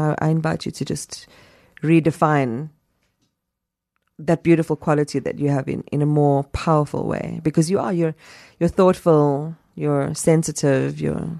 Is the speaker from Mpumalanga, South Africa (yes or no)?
no; Durban, KwaZulu-Natal, South Africa; From Durban. Because I grew up in Phoenix.